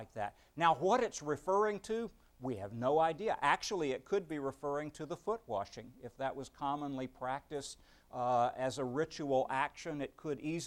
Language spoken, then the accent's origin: English; Beaumont, Texas, United States; the Baptists I knew growing up in Beaumont